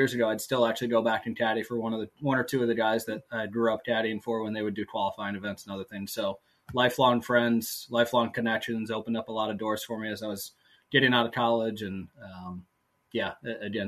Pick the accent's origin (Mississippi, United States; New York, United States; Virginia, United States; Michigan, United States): Michigan, United States; moved away; I'm from Michigan originally